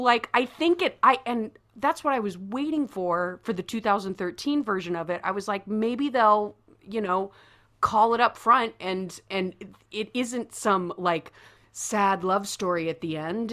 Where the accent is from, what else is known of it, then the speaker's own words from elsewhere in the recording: Midwest, United States; growing up in the Midwest